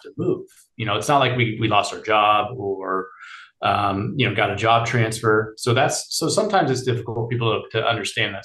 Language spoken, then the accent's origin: English; Bay Area, California, United States; born and raised in the Bay Area